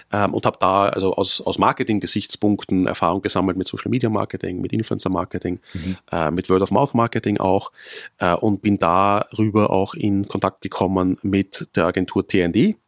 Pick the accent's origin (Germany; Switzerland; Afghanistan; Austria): Austria; Vienna; Kaffee ist für mich wichtig als, als gebürtiger Wiener